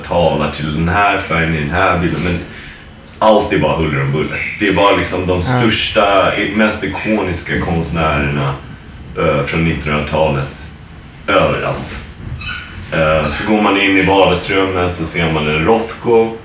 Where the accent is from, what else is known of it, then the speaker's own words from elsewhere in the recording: Sweden; now in United States; som svenskar